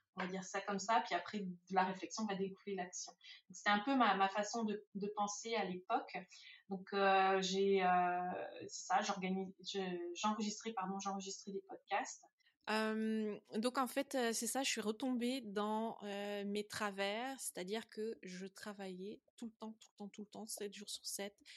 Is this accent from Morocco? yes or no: no; France; moved away as an adult; je suis française d'origine, j'ai été élevée en France, j'ai fait mes études en France.